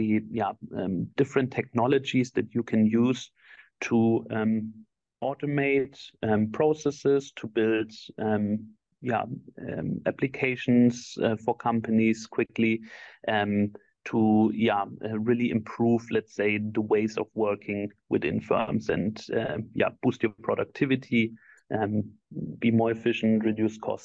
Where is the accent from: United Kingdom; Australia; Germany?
Germany; also born or lived in Argentina / Dublin / Barcelona / Switzerland; I was born and raised in Germany.